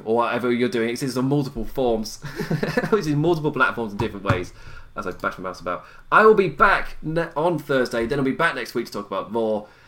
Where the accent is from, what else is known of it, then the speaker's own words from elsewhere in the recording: England, United Kingdom; I'm English